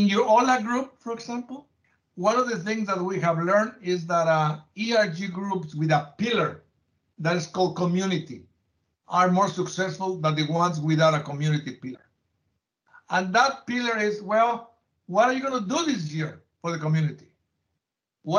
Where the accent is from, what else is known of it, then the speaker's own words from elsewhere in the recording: Mexico; moved away as an adult; now in United States; When I was growing up in Mexico